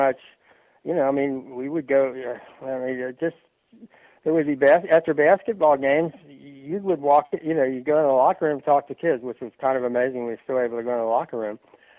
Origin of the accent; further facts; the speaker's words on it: Cincinnati, Ohio, United States; I grew up in Cincinnati